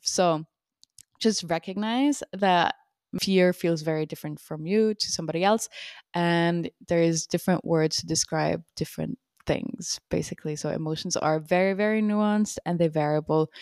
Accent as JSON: {"language": "English", "country": "Switzerland", "moved": "yes", "lives_now": "United States", "said": "I'm from Switzerland, and when I came over to the U S"}